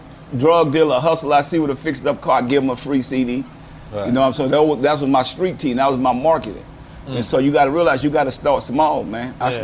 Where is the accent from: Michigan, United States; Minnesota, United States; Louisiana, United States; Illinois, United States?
Louisiana, United States; New Orleans; Man, I grew up in the Galileo project.